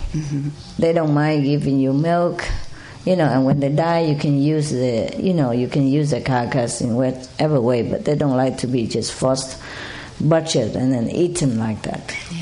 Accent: Malta; English is a second language; I came from Malta Island, next to Spain. It belonged to Spain.

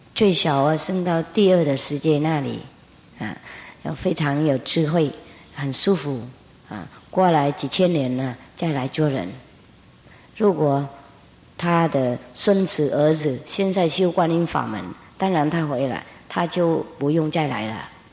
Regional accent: Vietnam; 我们越南人

